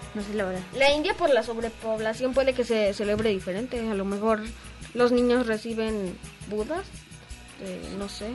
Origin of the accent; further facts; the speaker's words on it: Mexico; Acá en México